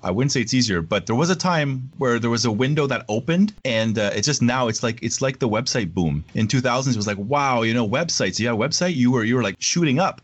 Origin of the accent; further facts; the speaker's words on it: Canada; it was difficult as a Canadian artist